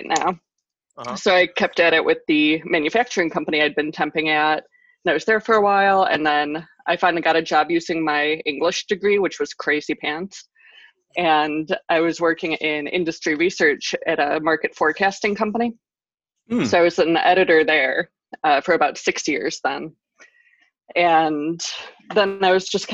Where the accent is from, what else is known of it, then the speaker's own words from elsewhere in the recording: Cleveland, Ohio, United States; I'm from Cleveland